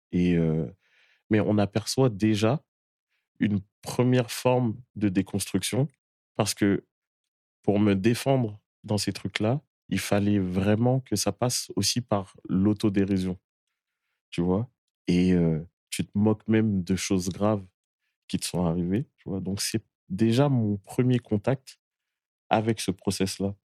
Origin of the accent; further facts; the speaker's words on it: Boulogne-Billancourt, Île-de-France, France; je viens de Boulogne-Billancourt et c'est une des grandes pépinières du, rap